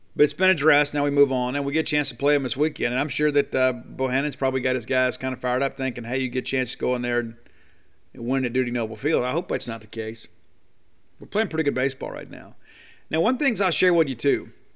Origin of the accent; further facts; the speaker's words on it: Columbia, Mississippi, United States; also born or lived in Baton Rouge, Louisiana / Starkville, Mississippi; growing up in Columbia, Mississippi.